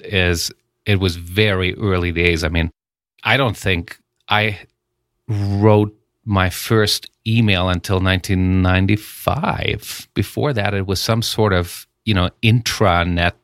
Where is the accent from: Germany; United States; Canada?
Germany; moved away; I grew up in Germany